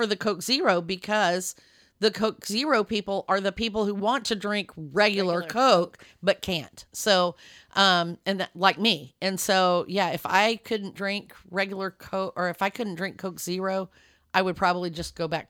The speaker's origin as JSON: {"language": "English", "town": "Lubbock", "region": "Texas", "country": "United States", "tie": "born or raised there", "moved": "yes", "said": "but I know growing up in Lubbock, Texas, the Taco Bells there had Coca-Colas, not Pepsi."}